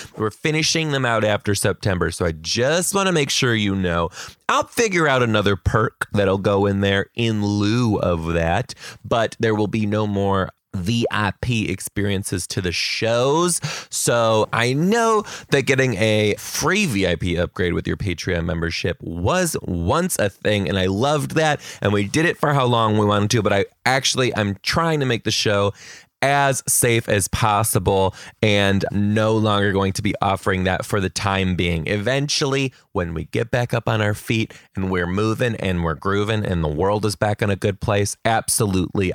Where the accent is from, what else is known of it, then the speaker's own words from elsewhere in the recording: Michigan, United States; now in Pacific Northwest, United States; I'm gonna be in Michigan, my home state